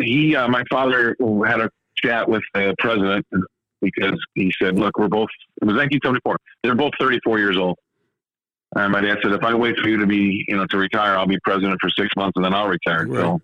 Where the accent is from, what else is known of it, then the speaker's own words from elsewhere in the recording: Chicago, Illinois, United States; moved away as an adult; also born or lived in Des Moines, Iowa / Lake Minnetonka / London; we grew up in Chicago, went to high school in Chicago